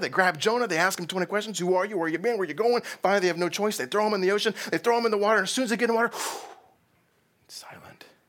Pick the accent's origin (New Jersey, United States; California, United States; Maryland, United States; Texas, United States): Texas, United States; I'm from Texas.